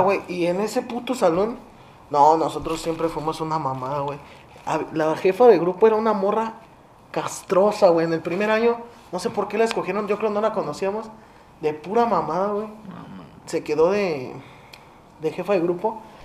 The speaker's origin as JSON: {"language": "Spanish", "region": "northern Mexico", "country": "Mexico", "said": "Yo sí soy norteño"}